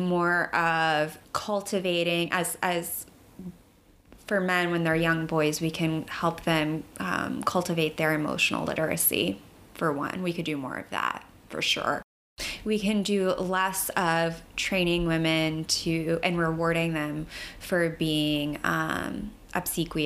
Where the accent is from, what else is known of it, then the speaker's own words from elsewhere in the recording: Florida, United States; moved away as an adult; now in New York, United States; I'm a fairly new resident to New York. I'm from Florida, and I did some DV work down there.